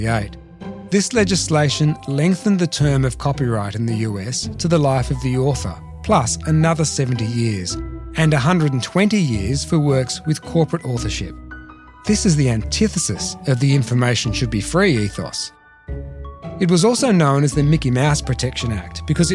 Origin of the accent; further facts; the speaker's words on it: Melbourne, Victoria, Australia; from my hometown of Melbourne, Australia